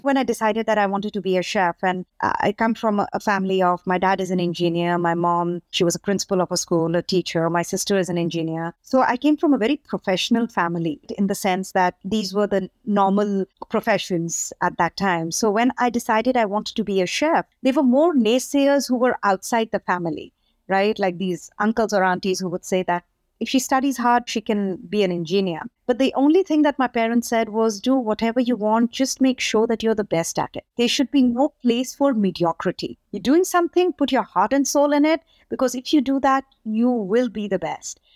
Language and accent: English; India; now in Nashville, United States; growing up in India at that time